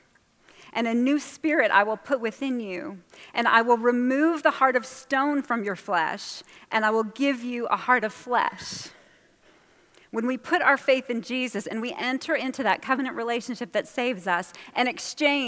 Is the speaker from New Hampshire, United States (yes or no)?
yes; New Hampshire, United States; I'm from New Hampshire, and I would spend the summers in Massachusetts with my grandmother.